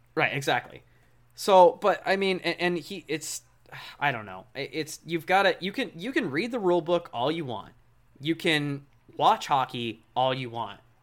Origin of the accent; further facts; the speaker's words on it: West Coast, United States; I'm from the West Coast